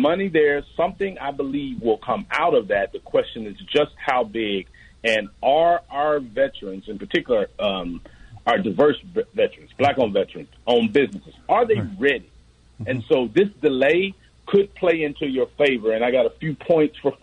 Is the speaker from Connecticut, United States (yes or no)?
no; Memphis, Tennessee, United States; I'm from Memphis, Tennessee